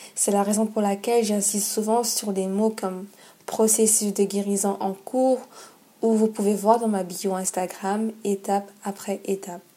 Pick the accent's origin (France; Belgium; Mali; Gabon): Gabon; chez moi au Gabon